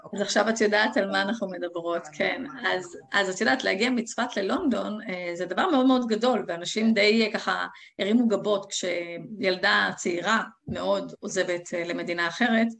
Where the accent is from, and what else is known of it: Israel; moved away as an adult; also born or lived in England; now in Gibraltar